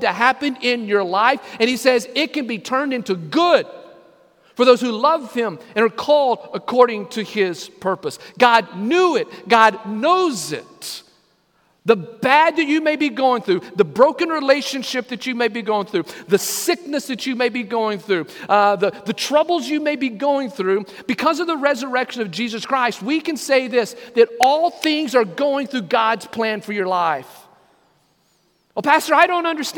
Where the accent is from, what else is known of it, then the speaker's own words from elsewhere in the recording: Lamesa, Texas, United States; growing up in Second Baptist Church in La Mesa, Texas